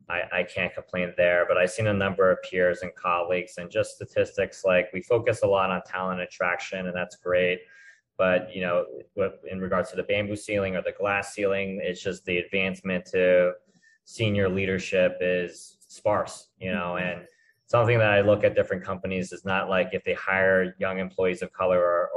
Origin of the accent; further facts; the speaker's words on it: New Jersey, United States; also born or lived in Maryland; New Jersey and Maryland.